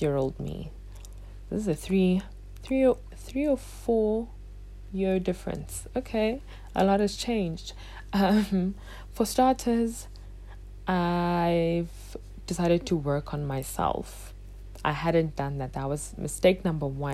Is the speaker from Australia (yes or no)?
no; South Africa; I would have been side by side with Trevor Noah as another South African who made it out the country